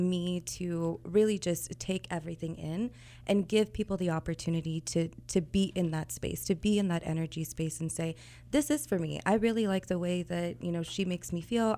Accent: Kansas City, Missouri, United States; moved away as an adult; I'm originally from Kansas City

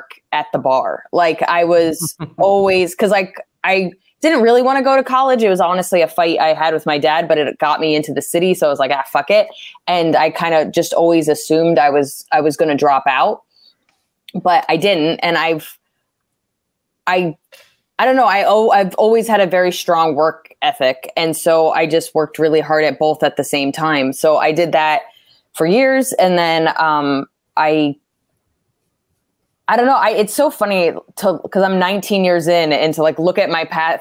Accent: New Jersey, United States; moved away as an adult; now in New York, United States; I grew up in Jersey.

